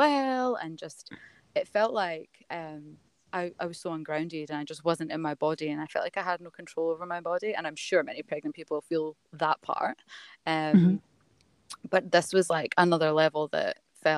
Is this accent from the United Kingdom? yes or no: yes; Scotland, United Kingdom; now in Melbourne, Australia; I'm not from Melbourne. I live in Melbourne. I'm from Scotland. As you'll notice with my accent.